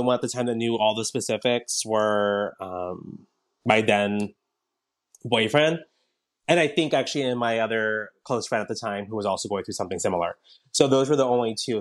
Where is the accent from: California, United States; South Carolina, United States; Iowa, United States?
California, United States; Southern; I grew up in Southern California, where it's very diverse